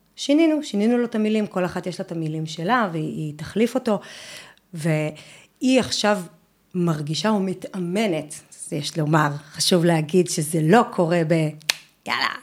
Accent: Northern District, Israel; אני גדלתי בבית ילדים, בשנות ה-80 בקיבוץ בצפון

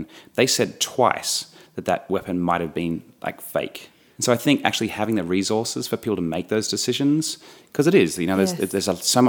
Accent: Australia; moved away as an adult; also born or lived in New York, United States; I'm an Australian and lived in New York for 7 years

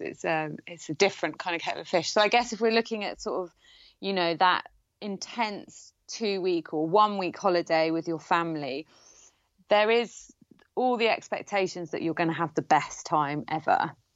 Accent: Gloucestershire, South West England, United Kingdom; near where I grew up in in Gloucestershire

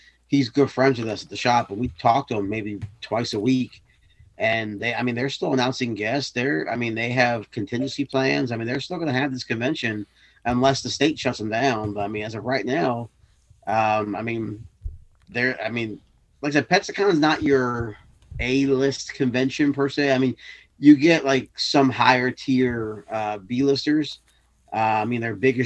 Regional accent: the South, United States; As a Southerner

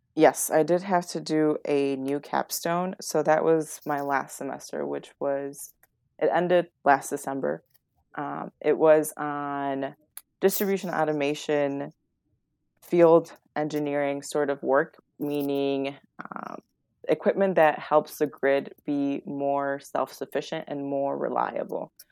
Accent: West Chicago, Illinois, United States; It's a great town, I love it, it's my hometown

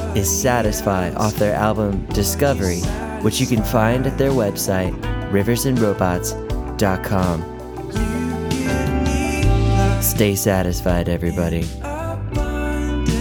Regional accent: West Coast, United States; now in Cleveland, United States; I'm not from Cleveland. I'm from the West Coast

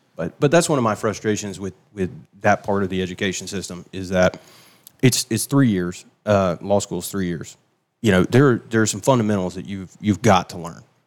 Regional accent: Travelers Rest, South Carolina, United States; moved away as an adult; also born or lived in Charleston, South Carolina; now in Seneca, United States; I was raised in Traveler's Rest

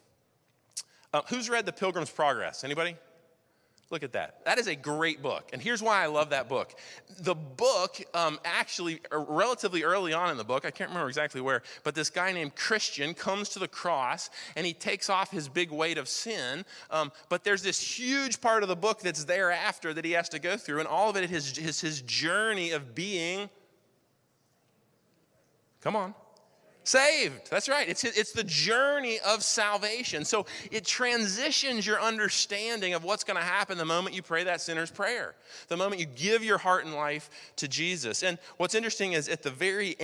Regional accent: Wilmington, North Carolina, United States; I grew up in Wilmington here. I wasn't born here, but I grew up here.

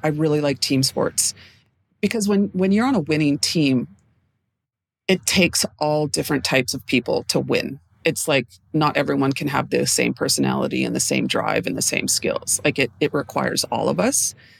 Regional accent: Edmonton, Alberta, Canada; moved away as an adult; now in Vancouver, Canada; I am regularly based in Vancouver, BC, but I was raised in Edmonton, Alberta

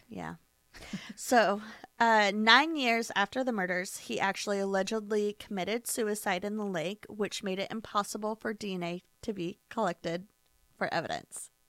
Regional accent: United States; We're American

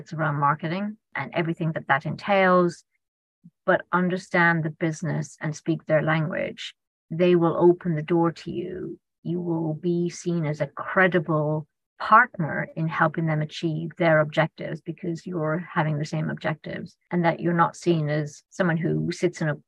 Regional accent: Ireland; being Irish

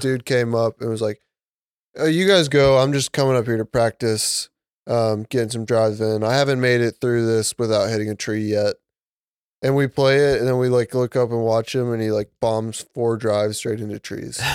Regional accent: Georgia, United States; we're from Georgia

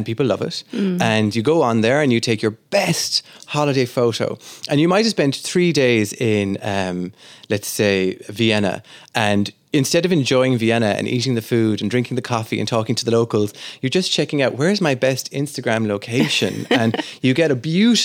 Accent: Southwest Ireland, Ireland; I grew up in the southwest of Ireland, and I loved talking, as many Irish people do.

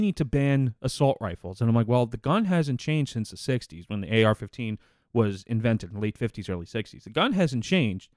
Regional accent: United States; me as an American

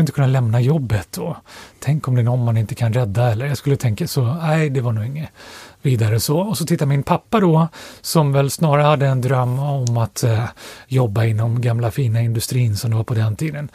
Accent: Stockholm, Stockholm County, Sweden; Jag är uppvuxen i Storstockholm, precis utanför tullarna, över bron ifrån Södermalm, så jag är uppvuxen på, right. i Axelsberg

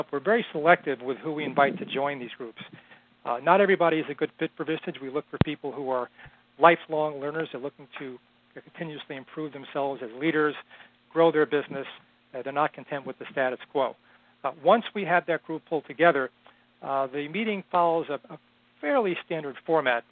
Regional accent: outside of New York City, United States; now in Boston, United States; I was born and raised in outside of New York City and currently live in Boston

